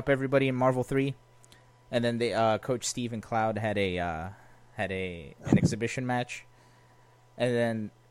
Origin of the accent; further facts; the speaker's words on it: Brazil; moved away; I was born in Brazil, and I speak fluent Portuguese.